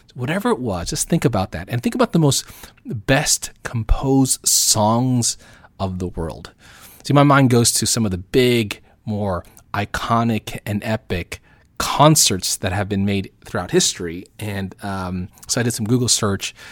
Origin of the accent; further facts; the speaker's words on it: Southern California, United States; also born or lived in Oceanside; living out here in America and where I'm from, Southern California